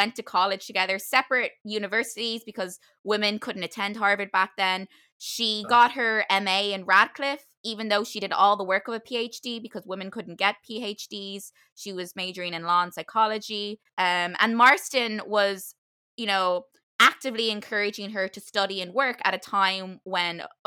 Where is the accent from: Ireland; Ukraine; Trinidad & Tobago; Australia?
Ireland; as an Irish person